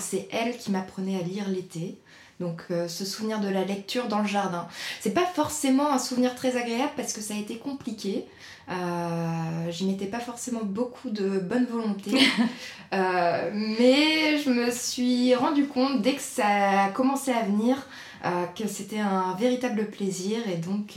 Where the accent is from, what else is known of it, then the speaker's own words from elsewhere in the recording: Nantes area, Pays de la Loire, France; also born or lived in Nord, France; now in Vendée, France; j'ai grandi principalement en région nantaise avec ma famille